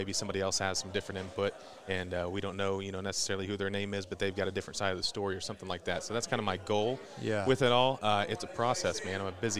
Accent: 30 minutes north of Indianapolis, United States; Indianapolis, just 30 minutes north of Indianapolis, Indiana.

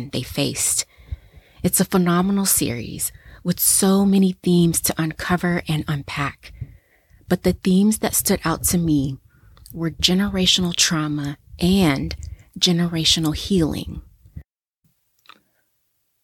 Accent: United States; my home country in the US

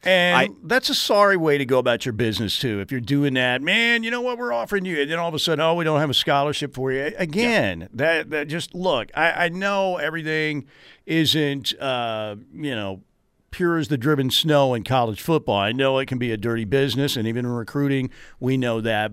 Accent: Norman, Oklahoma, United States; my days growing up in God's country in Norman, Oklahoma

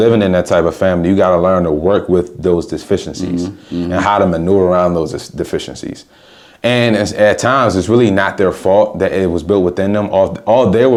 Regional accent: Washington, District of Columbia, United States; Growing up in Southeast of DC, I mean, my parents, you know, especially my grandmother, they did a good job of keeping me away from the streets.

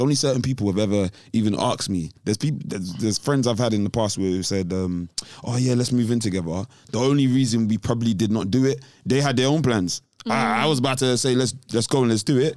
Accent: London, United Kingdom; I'm black, I'm from London

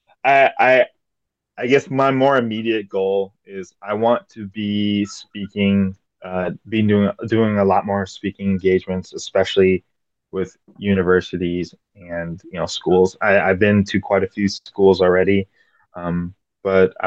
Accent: West St. Paul, Minnesota, United States; I'm from West St. Paul, Minnesota

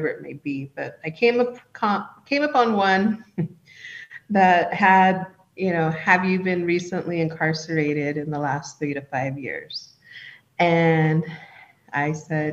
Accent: Round Valley Indian Reservation, California, United States; I'm from the Round Valley Indian Reservation

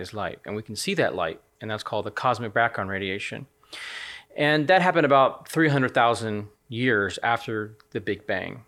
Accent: United States; moved away as an adult; also born or lived in Nottingham; now in United Kingdom; as an American citizen

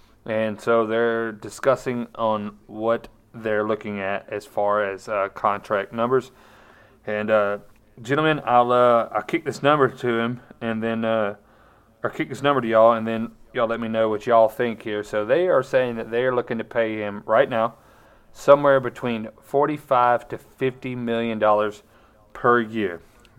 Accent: Colorado, United States; Yeah, I was thanks for going to my home state team and just stinking it up completely.

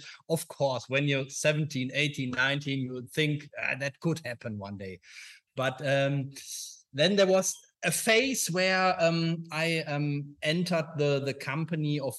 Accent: a small town near Düsseldorf, North Rhine-Westphalia, Germany; now in Düsseldorf, Germany; I'm from a small town near Düsseldorf. So I always grew up in this small town

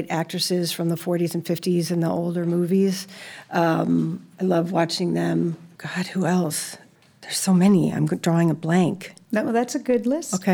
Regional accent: Chicago, Illinois, United States; moved away as an adult; now in Los Angeles, United States; I came from Chicago.

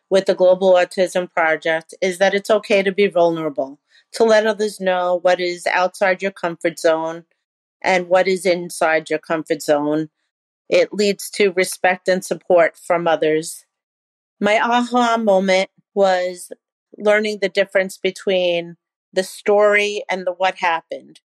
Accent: New York City, New York, United States; I am from New York City.

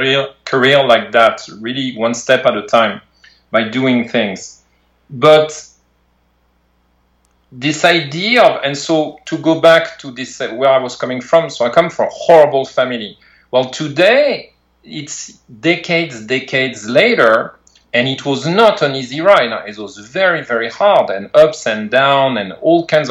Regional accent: outside Paris, Île-de-France, France; moved away as an adult; now in California, United States; I grew up in France, right, out of Paris, France

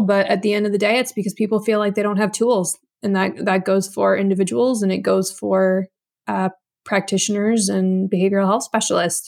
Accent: Nevada, United States; moved away as an adult; also born or lived in New York / Vancouver, Canada; I'm in Nevada now. I grew up here

